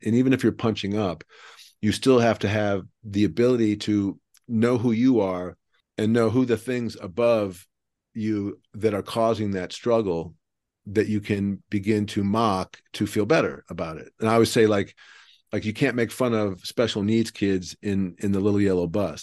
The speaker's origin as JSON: {"language": "English", "town": "Cleveland", "region": "Ohio", "country": "United States", "moved": "yes", "lives_now": "Texas, United States", "said": "I live in Texas, but I'm from Cleveland"}